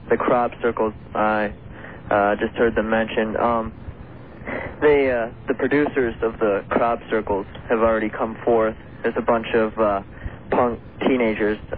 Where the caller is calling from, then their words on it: Columbia, Missouri, United States; I'm calling from Columbia, Missouri. I'm a 16-year-old uh, science student here